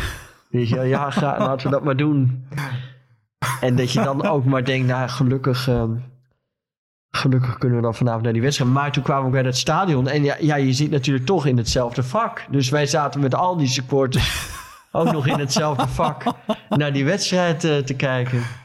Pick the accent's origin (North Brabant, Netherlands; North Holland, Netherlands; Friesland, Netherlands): Friesland, Netherlands; ik kom uit Friesland